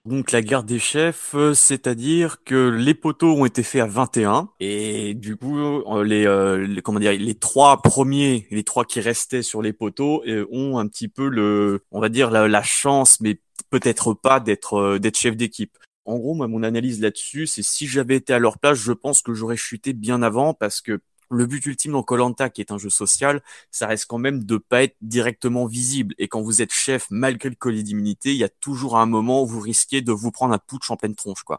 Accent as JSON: {"language": "French", "area": "Sarthe", "region": "Pays de la Loire", "country": "France", "said": "je viens de la Sarthe"}